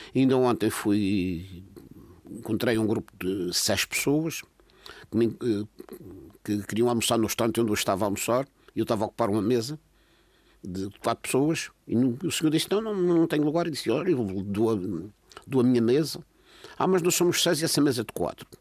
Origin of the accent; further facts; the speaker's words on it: Madeira, Portugal; Eu estou preocupado como madeirense